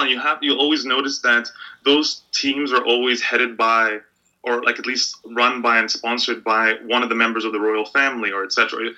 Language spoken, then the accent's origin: English; Egypt; moved away; I grew up in a country where I was always I couldn't think of football without thinking of politics